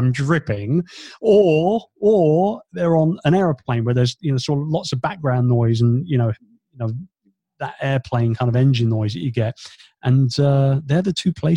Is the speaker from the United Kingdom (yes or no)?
yes; United Kingdom; moved away as an adult; now in Philippines; being a Brit